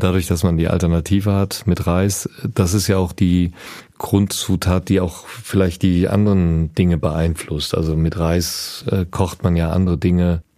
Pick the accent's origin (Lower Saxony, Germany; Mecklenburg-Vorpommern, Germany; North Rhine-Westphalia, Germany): North Rhine-Westphalia, Germany; Düsseldorf; in Düsseldorf, wo ich herkomme